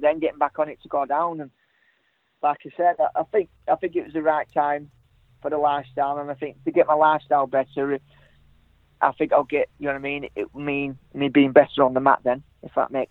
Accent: Blackburn, North West England, United Kingdom; moved away; I'm brought up in England. I'm from Blackburn

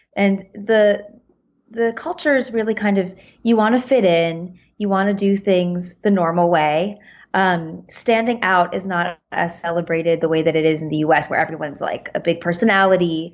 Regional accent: United States; I'm American

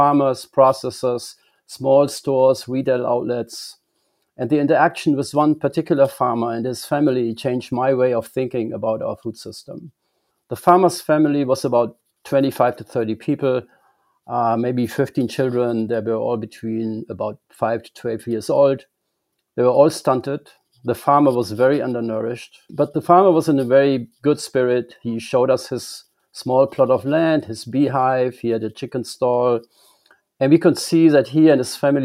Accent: Germany; moved away as an adult; I grew up in Germany

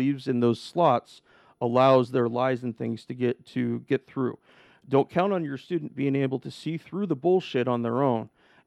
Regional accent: The Dalles, Oregon, United States; also born or lived in Portland area, Oregon; now in Portland, United States; My little recruiting office in the Dalles, my hometown, and granted it was the biggest town in my county

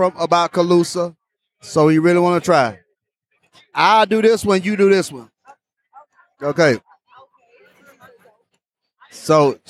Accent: Orlando, Florida, United States; We're from the Orlando area.

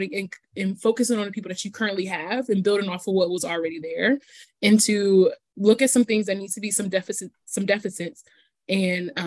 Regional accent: Fort Wayne, Indiana, United States; moved away as an adult; now in Bloomington, United States; I'm from Fort Wayne and I know the local history here because this is where I was born and raised.

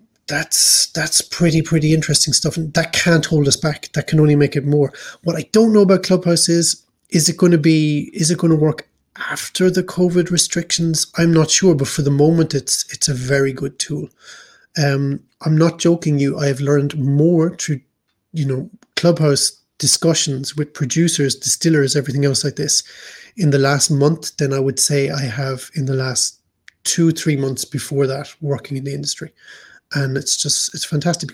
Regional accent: Ireland; moved away as an adult; now in Hamburg, Germany; we as Irish

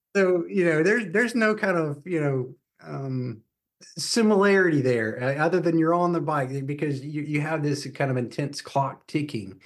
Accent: Atlanta, Georgia, United States; moved away as an adult; now in Charlotte, United States; I grew up in Atlanta, so I moved to North Carolina, uh, when I was eighteen

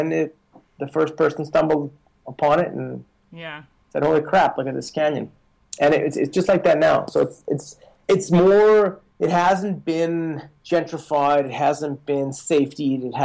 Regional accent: Canada; moved away; also born or lived in Colorado Springs, United States; I'm from Canada, as you know, and I was working in Colorado Springs with this bicycle company.

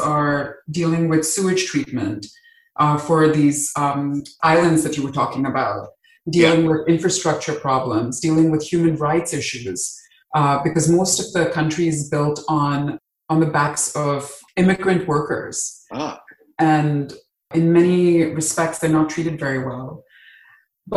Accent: Dubai, United Arab Emirates; moved away as an adult; also born or lived in Mumbai, India; now in United States; I grew up in the Middle East, in Dubai

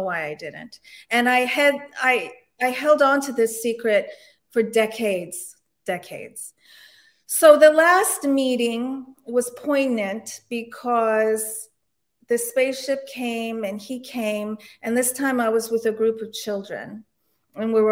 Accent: DC suburbs, Maryland, United States; also born or lived in Istanbul, Turkey / Canada / Annapolis, Maryland; I'm originally from Istanbul, Turkey, and I emigrated to the United States with my parents when I was around 1 year old, and we came into Canada, and then we came into the DC suburbs

